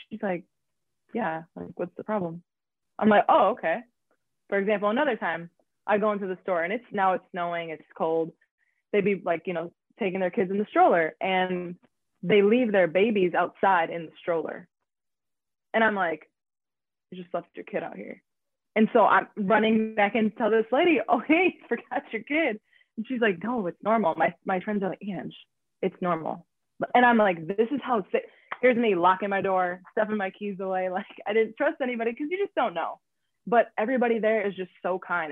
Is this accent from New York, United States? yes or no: no; Wisconsin, United States; I'm from Wisconsin, so it's already cold